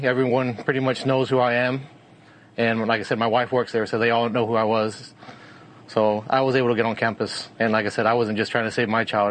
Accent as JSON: {"language": "English", "town": "Uvalde", "region": "Texas", "country": "United States", "tie": "born or raised there", "said": "I've been born and raised in Uvalde for 42, going on 42 years."}